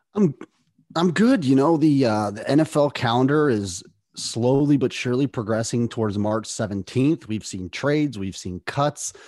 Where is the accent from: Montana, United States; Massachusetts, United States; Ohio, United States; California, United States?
Ohio, United States; Lorain; my hometown of Lorain, Ohio.